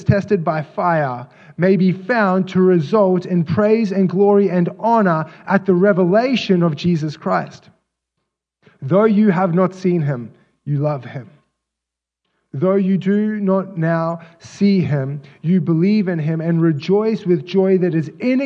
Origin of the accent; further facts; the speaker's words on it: Australia; moved away as an adult; I'm from Australia, and so I don't have any biological family here.